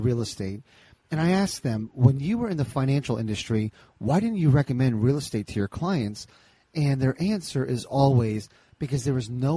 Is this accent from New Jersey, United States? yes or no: yes; New Jersey, United States; I grew up in Jersey